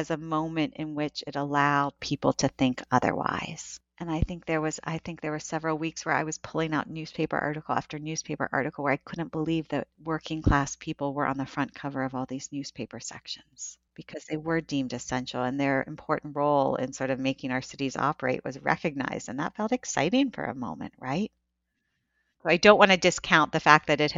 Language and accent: English; Northeast Ohio, United States; where I grew up in Northeast Ohio